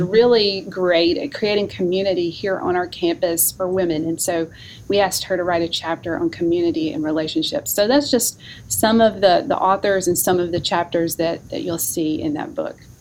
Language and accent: English; North Alabama, United States; also born or lived in Memphis, Tennessee; now in North Carolina, United States; I'm originally from North Alabama